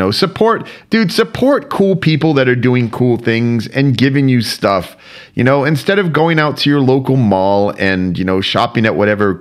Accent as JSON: {"language": "English", "region": "Florida", "country": "United States", "tie": "born or raised there", "moved": "yes", "lives_now": "Germany", "said": "When I was a kid growing up in Florida"}